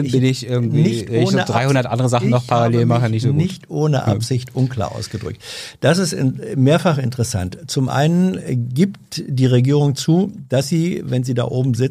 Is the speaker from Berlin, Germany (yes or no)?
yes; Berlin, Germany; Berliner, ich weiß ja immer gar nicht, wo was ist.